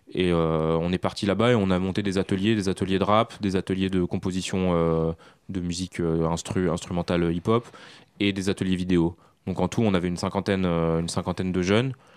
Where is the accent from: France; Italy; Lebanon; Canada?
France; also born or lived in Syria (ancestry); je suis né en France, mais mes parents, toute ma famille euh, et, syrienne, je suis d'origine syrienne